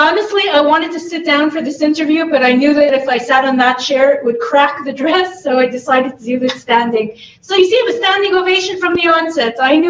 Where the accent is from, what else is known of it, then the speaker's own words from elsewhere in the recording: Montreal, Quebec, Canada; It's funny, because when I'm in Canada, people say, oh, where are you from? I'm like, I'm from here.